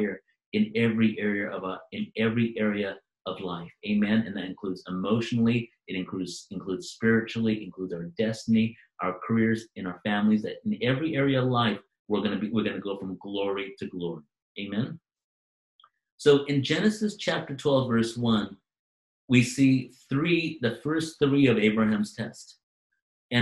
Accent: Manchester, North West England, United Kingdom; I was born in Manchester, England.

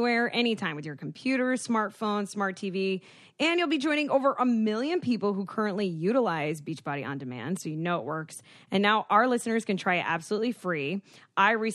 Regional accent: Florida, United States; I'm from Florida

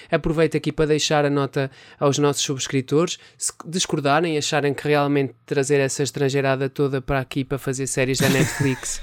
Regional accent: Penalva de Alva, Centro, Portugal; em Penalva d'Alva, que é a aldeia onde eu nasci

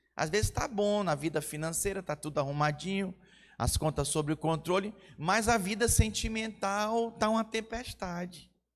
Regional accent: Manaus, Amazonas, Brazil; Eu sou de Manaus, Amazonas

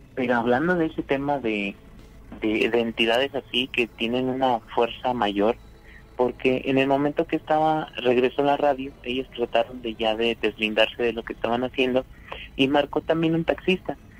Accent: Monterrey, Nuevo León, Mexico; soy de Monterrey

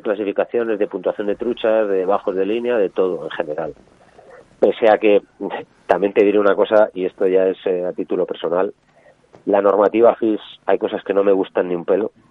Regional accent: La Bañeza, Castile and León, Spain; el río Órbigo, el río de mi, de mi pueblo, el río de mi casa

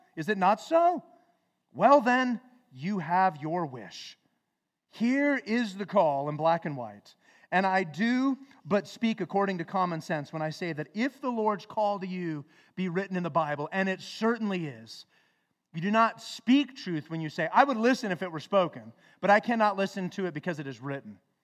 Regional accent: Flagstaff, Arizona, United States; growing up in Flagstaff

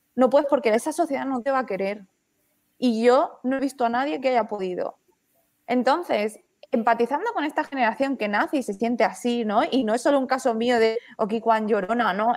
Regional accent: Spain; somos españoles, pero no del todo

